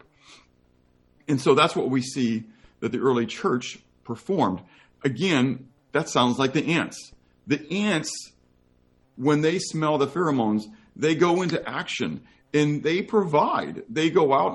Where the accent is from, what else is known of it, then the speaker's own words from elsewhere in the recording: United States; I happen to be an American Christian.